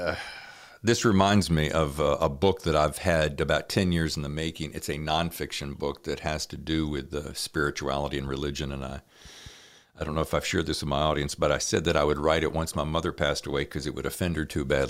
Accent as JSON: {"language": "English", "region": "North Carolina", "country": "United States", "accent": "Southern", "said": "My North Carolina is coming out fierce"}